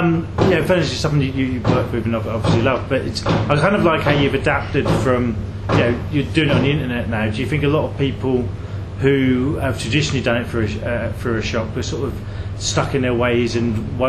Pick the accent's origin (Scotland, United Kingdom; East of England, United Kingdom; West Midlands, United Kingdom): East of England, United Kingdom; Hadleigh; I grew up in Hadley as well